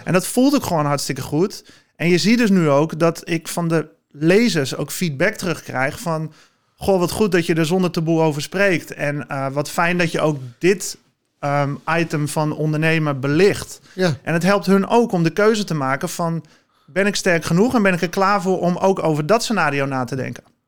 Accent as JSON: {"language": "Dutch", "town": "Zwaag", "region": "North Holland", "country": "Netherlands", "tie": "born or raised there", "lives_now": "Heiloo, Netherlands", "said": "ik ben geboren en getogen in Zwaag"}